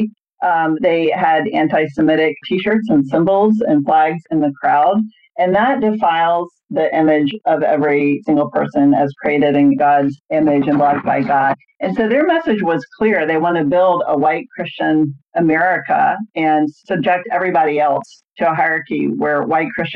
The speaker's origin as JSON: {"language": "English", "region": "Georgia", "country": "United States", "tie": "born or raised there", "said": "as a young person growing up in Georgia"}